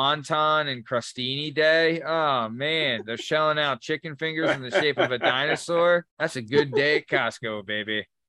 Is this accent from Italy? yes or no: yes; Italy; And I'm from Italy, just letting you know.